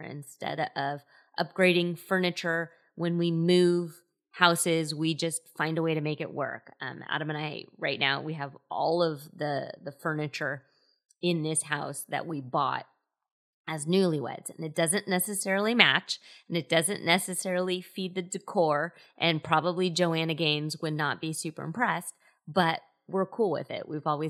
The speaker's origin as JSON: {"language": "English", "region": "Scotland", "country": "United Kingdom", "said": "So I joke around quite often that I'm Scottish, and one of the kind of stereotypes of Scottish people is that they're frugal."}